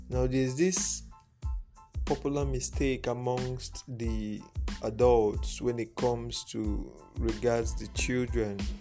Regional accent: Igbo, Igboland, Nigeria; first language Igbo; English is a second language; I was raised in a thorough Igbo speaking home, like that was the mode of communication. Speak Igbo.

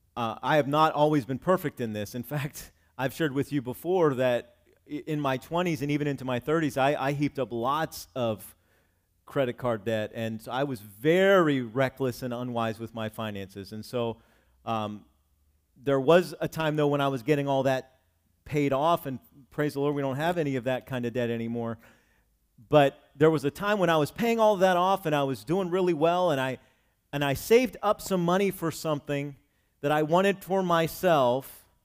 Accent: Cumberland, United States; moved away as an adult; also born or lived in Virginia / Kentucky / Scranton, Pennsylvania / Wilkes-Barre, Pennsylvania; I did not live here where I grew up in Cumberland

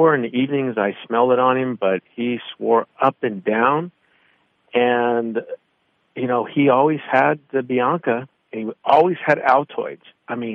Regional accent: Ohio, United States; growing up in Ohio

